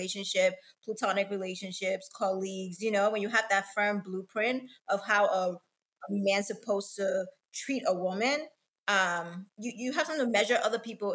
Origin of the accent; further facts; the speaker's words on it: the South, United States; I grew up also in America. And then I'm not American